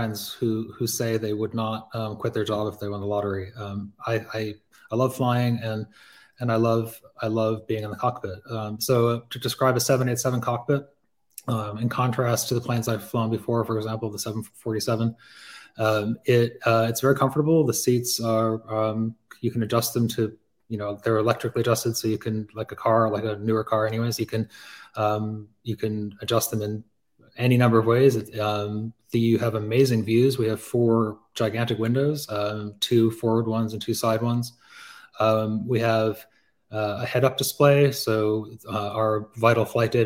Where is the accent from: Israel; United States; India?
United States; Pittsfield, Massachusetts; moved away; also born or lived in Hong Kong; Growing up in Pittsfield